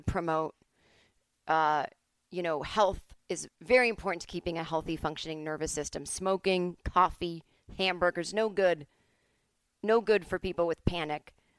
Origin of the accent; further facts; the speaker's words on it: Boston, Massachusetts, United States; moved away; I am from Boston